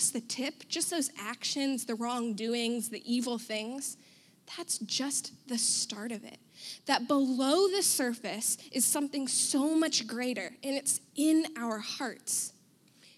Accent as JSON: {"language": "English", "country": "United States", "said": "I'm white. I'm American"}